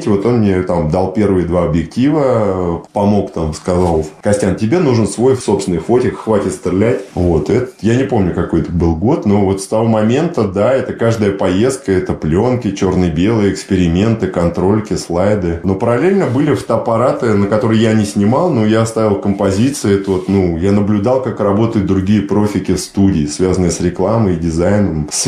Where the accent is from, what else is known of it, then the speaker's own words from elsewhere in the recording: Moscow, Russia; Нет, Москва тоже дом. Я по ней скучаю, путешествую много по миру, ну и по месту, и по, ну, есть же малая родина, да, то есть вот, вот место, где ты родился, дворы, бульвары